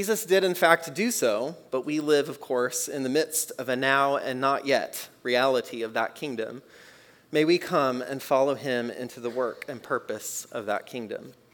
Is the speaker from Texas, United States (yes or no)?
yes; Texas, United States; I grew up in Texas